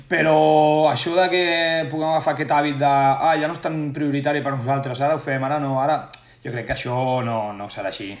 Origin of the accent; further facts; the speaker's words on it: Sitges, Catalonia, Spain; som molt tots de Sitges, ens estimem molt i per la cultura popular del nostre poble som molt fanàtics